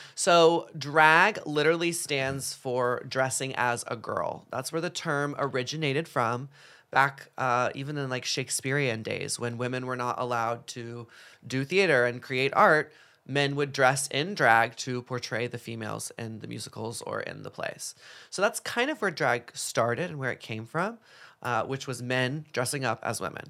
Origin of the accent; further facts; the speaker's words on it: Dallas, Texas, United States; moved away; growing up in Dallas, Texas